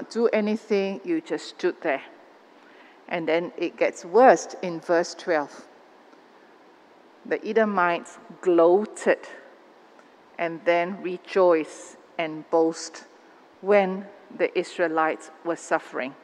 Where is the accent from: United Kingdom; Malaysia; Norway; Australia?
Malaysia; Malaysian Christians in this country